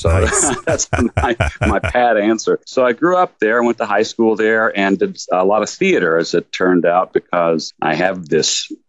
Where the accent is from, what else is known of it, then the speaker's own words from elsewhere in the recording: Lexington, Kentucky, United States; I'm actually very proud of my upbringing because I was born and raised in Lexington, Kentucky, which the saying that you can take the boy out of Kentucky, but you can't take Kentucky out of the boy is very true in my case.